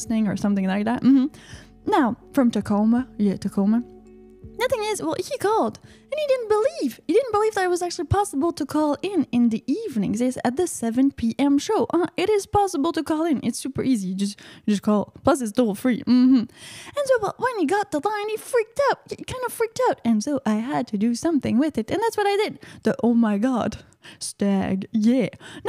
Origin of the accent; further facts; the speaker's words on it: Canada; I live in Canada. I'm from Canada